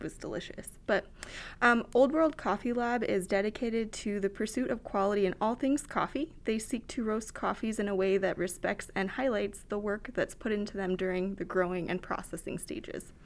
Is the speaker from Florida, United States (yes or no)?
no; Battle Mountain, Nevada, United States; also born or lived in Wyoming; now in Reno, United States; moved here when I was very young into rural Nevada, um, specifically Battle Mountain. So, been there since I was three, so definitely Nevada homegrown